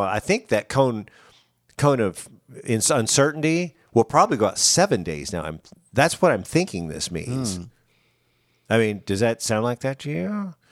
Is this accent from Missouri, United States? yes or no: yes; Branson, Missouri, United States; I'm from Branson, mm-hmm.